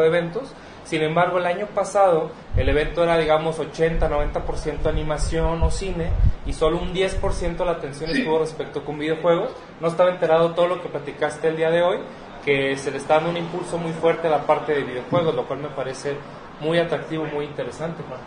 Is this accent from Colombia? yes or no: no; Mexico; como latinos, como como mexicanos